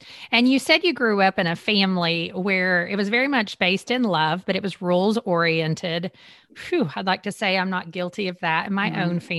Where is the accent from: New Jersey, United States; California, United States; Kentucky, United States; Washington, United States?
Kentucky, United States; eastern; I grew up in Kentucky in the eastern part.